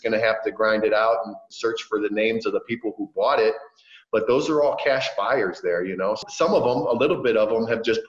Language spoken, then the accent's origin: English; Cleveland, Ohio, United States; moved away as an adult; also born or lived in Kansas / Alaska / Kansas City; now in South America; my hometown, Cleveland.